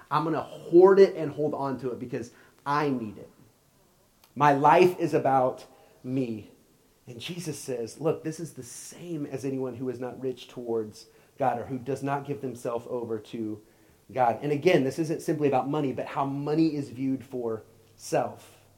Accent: Oklahoma, United States; moved away as an adult; I grew up in Oklahoma, and I'm a big Oklahoma fan. Um, I, I, still have my Oklahoma stuff but my address has never been there since I left when I was 18.

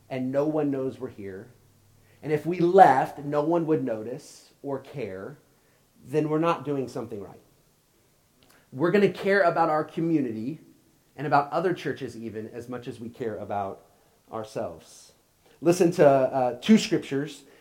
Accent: Oklahoma, United States; moved away as an adult; I grew up in Oklahoma, and I'm a big Oklahoma fan. Um, I, I, still have my Oklahoma stuff but my address has never been there since I left when I was 18.

